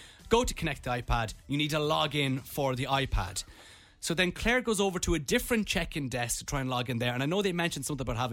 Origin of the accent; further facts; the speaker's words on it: Ireland; We're from Ireland.